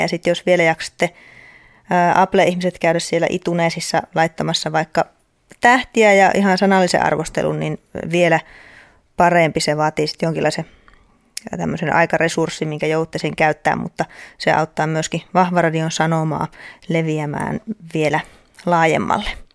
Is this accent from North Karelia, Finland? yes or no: yes; Outokumpu, North Karelia, Finland; also born or lived in Joensuu; Outokummussa, eli mun kotikaupungissa